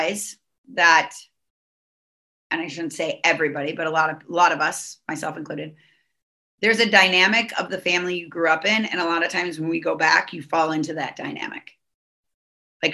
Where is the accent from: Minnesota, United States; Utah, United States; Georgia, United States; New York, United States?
Minnesota, United States; now in Southern California, United States; I'm from Minnesota